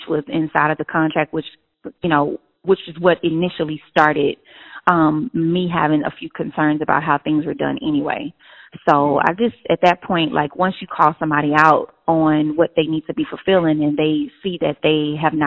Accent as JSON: {"language": "English", "town": "Houston", "region": "Texas", "country": "United States", "tie": "born or raised there", "said": "in Houston, Texas. That's my hometown."}